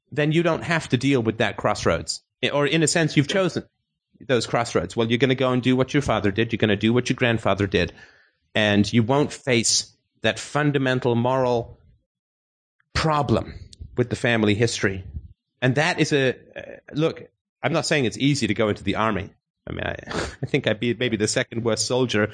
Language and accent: English; England, United Kingdom; I grew up in England